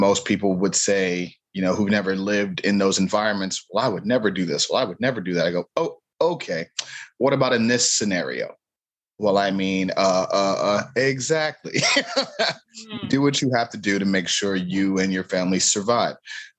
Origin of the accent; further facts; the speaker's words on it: Cleveland, Ohio, United States; growing up in Cleveland